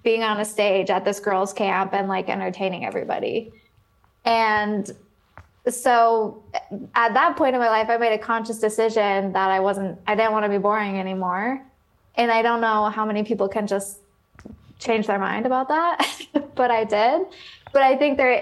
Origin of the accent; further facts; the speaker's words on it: Oregon, United States; moved away as an adult; I grew up in Oregon. I came out here for college